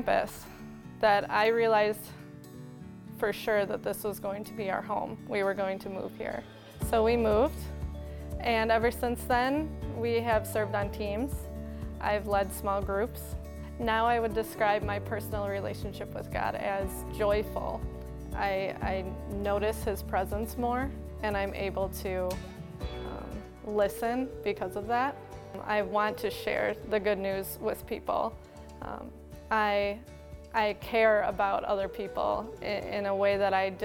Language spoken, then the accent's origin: English; Wisconsin, United States; moved away as an adult; now in Cape Coral, United States; My husband and I were born and raised in Wisconsin